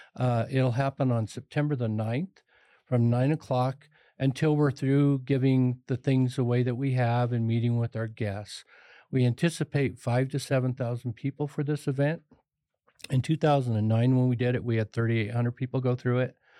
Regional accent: Pueblo, Colorado, United States; I was raised on the Lower East Side of Pueblo, poor

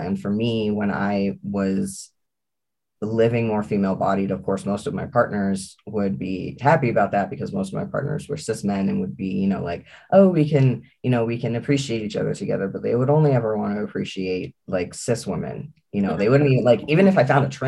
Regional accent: New Mexico, United States; moved away; Red for a while actually lived in my home state. And so he's aware of the kind of culture that I was born into and grew up

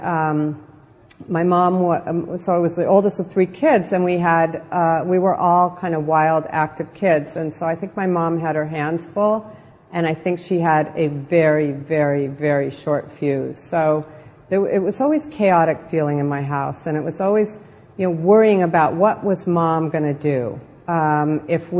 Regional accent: Southern California, United States; born or raised there

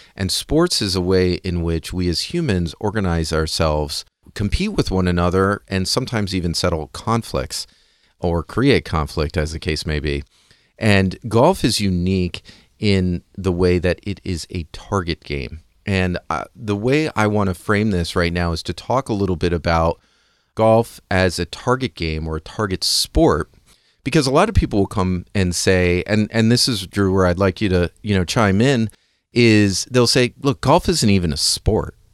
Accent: United States; I'm an American

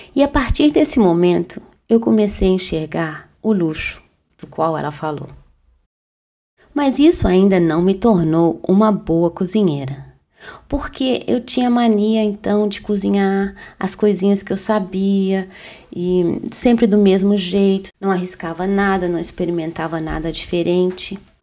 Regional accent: Minas Gerais, Brazil; eu sou mineira e eu sei falar de pão de queijo

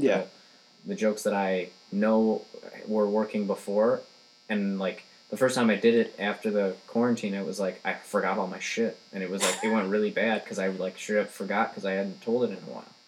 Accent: Rochester, Michigan, United States; Rochester, Michigan. Rochester. It's my hometown. It's like an hour north of Detroit

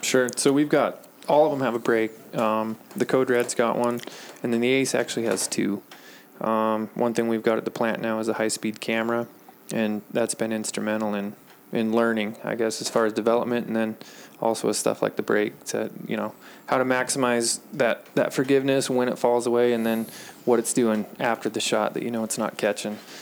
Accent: Dillon, United States; I'm just a small town guy. Um, I was born here in Dillon and went to school here

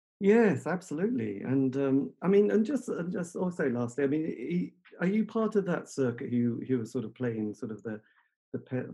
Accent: Metfield, East of England, United Kingdom; No, I grew up in good old Metfield land. So Halesworth was one side, Holston, you know, Bungay there.

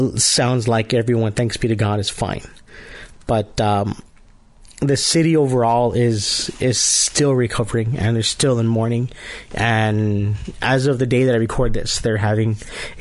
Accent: El Paso, Texas, United States; moved away as an adult; now in San Antonio, United States; I was born and raised in El Paso, Texas. I live in San Antonio, Texas now for the past 7 years

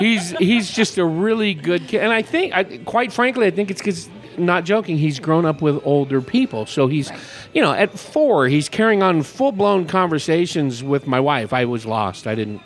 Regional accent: California, United States; now in Paulden, United States; It's just south of Oakland. And it was a small community where we lived, a small community of six high schools, 150,000 people.

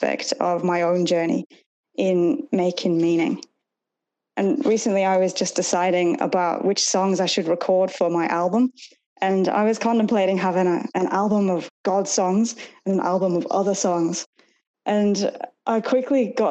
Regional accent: Chester-le-Street, North East England, United Kingdom; accent: Northern; moved away as an adult; now in Australia; my hometown in England, Chesterley Street

